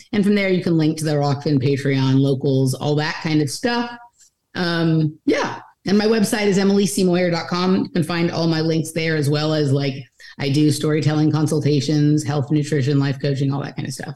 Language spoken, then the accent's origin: English; Los Angeles, California, United States; now in Austin, United States; I'm born and raised in Los Angeles